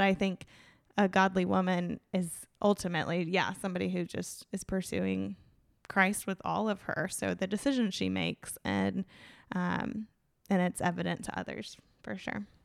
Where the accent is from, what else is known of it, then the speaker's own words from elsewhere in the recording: Tallahassee, Florida, United States; born and raised in Tallahassee.